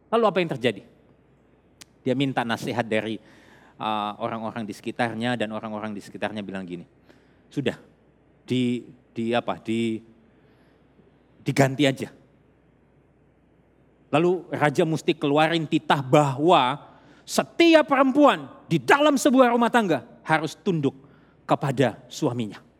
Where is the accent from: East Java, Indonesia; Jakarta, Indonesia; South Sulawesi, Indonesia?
South Sulawesi, Indonesia; Makassar; kalau saya besar di Makassar, saya lahir di Makassar.